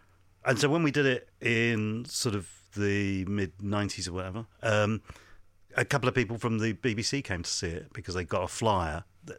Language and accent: English; Hounslow, London, United Kingdom; also born or lived in Ealing; Then brought up in Hounslow.